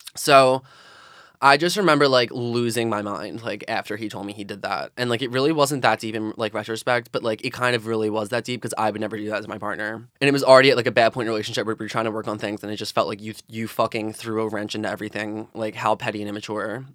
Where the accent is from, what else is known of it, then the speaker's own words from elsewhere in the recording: Philadelphia, Pennsylvania, United States; I'm from South Philadelphia, grew up, born and raised.